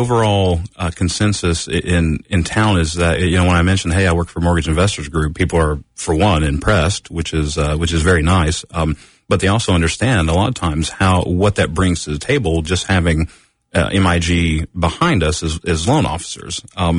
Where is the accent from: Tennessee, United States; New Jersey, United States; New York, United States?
Tennessee, United States; Knoxville; moved away as an adult; also born or lived in Orlando, Florida; I'm from Knoxville originally, went to Bearden High School, went to UT.